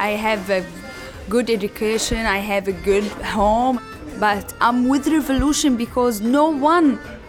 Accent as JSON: {"language": "English", "town": "Damascus", "region": "Damascus Governorate", "country": "Syria", "moved": "as an adult", "lives_now": "Berlin, Germany", "said": "I'm from Syria, from Damascus, the capital. I came to Berlin 3 years ago."}